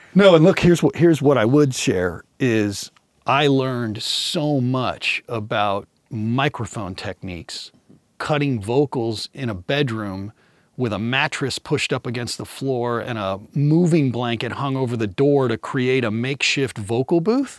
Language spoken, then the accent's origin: English; Kansas City, United States; now in Redondo Beach, United States; I grew up in Kansas City